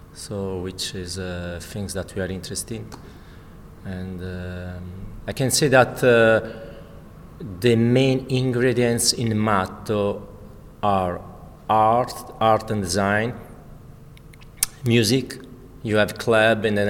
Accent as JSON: {"language": "English", "country": "Italy", "also_born_or_lived": "Milan, Italy", "second_language": "English", "moved": "yes", "said": "I'm Italian. Maybe notice that my accent."}